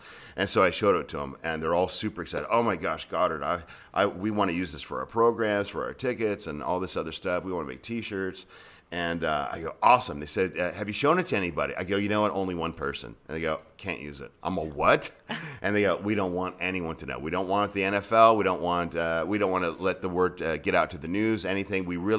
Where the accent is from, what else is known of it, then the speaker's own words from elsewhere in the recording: California, United States; now in Las Vegas, United States; I went to UNLV. Discovered something called gambling, and I got sent back to California. and then I moved here permanently from California in 2003 to make this my full-time home.